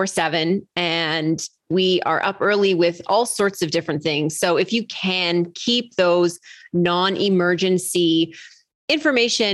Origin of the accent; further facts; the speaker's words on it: Canada; I am Canadian.